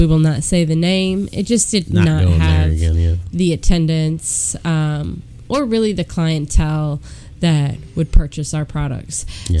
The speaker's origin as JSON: {"language": "English", "town": "Statesville", "region": "North Carolina", "country": "United States", "said": "We're from Statesville, North Carolina."}